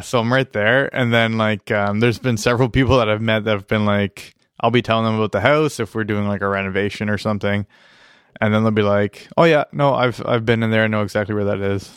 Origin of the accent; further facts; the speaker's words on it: Iroquois, Ontario, Canada; moved away; where I grew up in Iroquois